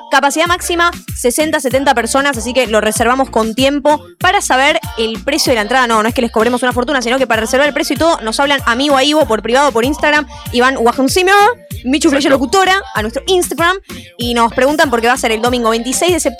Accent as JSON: {"language": "Spanish", "region": "Buenos Aires", "country": "Argentina", "said": "De Flores. Ahí nomás estoy."}